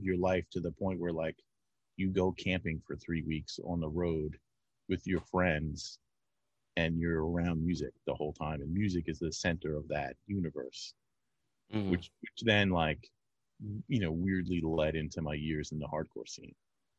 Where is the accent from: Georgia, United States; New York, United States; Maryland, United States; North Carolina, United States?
New York, United States; Amityville; I grew up in Amityville